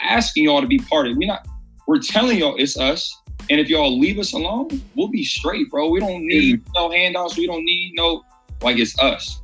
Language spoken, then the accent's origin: English; Columbus, Ohio, United States; also born or lived in Cleveland; born and raised in Columbus